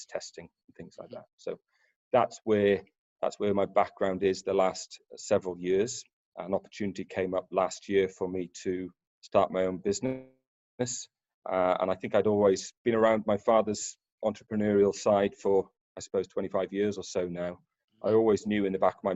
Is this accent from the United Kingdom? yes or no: yes; Pembrokeshire, southwest Wales, United Kingdom; I grew up in Pembrokeshire, in southwest Wales, around the oil and gas refineries and terminals down there